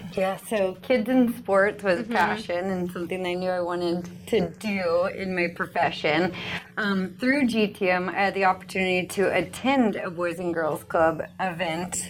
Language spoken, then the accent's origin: English; Lenexa, Kansas, United States; moved away as an adult; now in Manhattan, Kansas, United States; I come from Kansas City originally, so Lenexa, Kansas